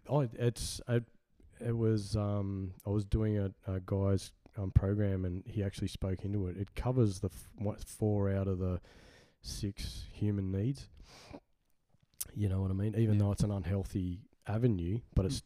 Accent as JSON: {"language": "English", "town": "Sydney", "region": "New South Wales", "country": "Australia", "tie": "born or raised there", "also_born_or_lived": "Carlingford, Sydney", "said": "The first pl- place I was born at was um, Hornsby in Sydney"}